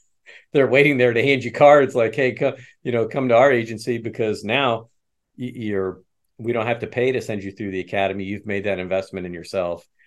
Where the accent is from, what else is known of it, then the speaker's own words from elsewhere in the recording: Midwest, United States; also born or lived in West Chester, Pennsylvania; I was born in Westchester and then, uh, carted off to the Midwest as a young child